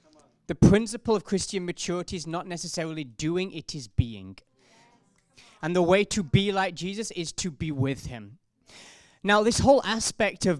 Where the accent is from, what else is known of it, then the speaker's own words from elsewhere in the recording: South Africa; accent: South African; I'm a South African accent